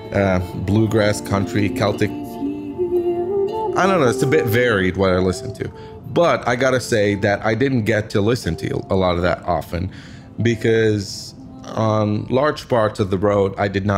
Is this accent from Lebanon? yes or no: yes; Lebanon; I'm a photographer from Lebanon, the country in the Middle East.